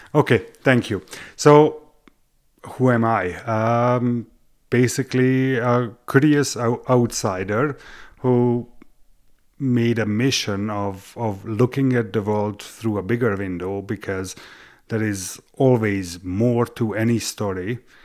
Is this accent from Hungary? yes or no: yes; Hungary; English is a second language; moved away as an adult; also born or lived in Western Canada; now in Canada; I was born in Hungary, but am I Hungarian? Yes, I am